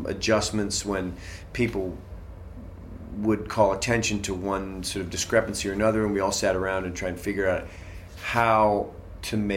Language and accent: English; Boston, Massachusetts, United States; I grew up in Boston, Irish Catholic